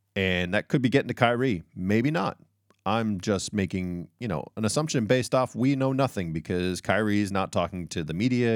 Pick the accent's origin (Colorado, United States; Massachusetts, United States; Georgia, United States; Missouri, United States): Massachusetts, United States; Boston; I'm from Boston